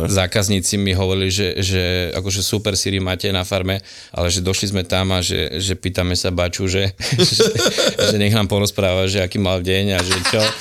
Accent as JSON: {"language": "Slovak", "town": "Prievidza", "region": "Trenčín Region", "country": "Slovakia", "said": "vlastne pochádzam od Prievidze"}